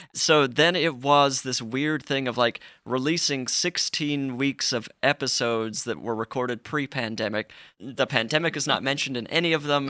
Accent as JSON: {"language": "English", "region": "Utah", "country": "United States", "tie": "born or raised there", "said": "I grew up in Utah"}